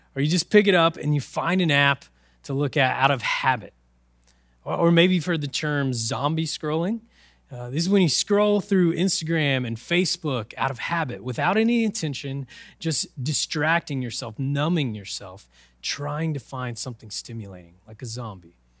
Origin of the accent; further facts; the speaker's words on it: Oklahoma, United States; I'm from Oklahoma. the land of tornadoes and whirlwinds